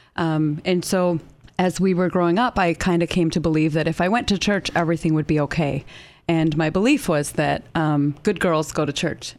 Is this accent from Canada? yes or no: yes; Canada; moved away as an adult; now in United States; I grew up in Canada and I lived there for a little over twenty-two years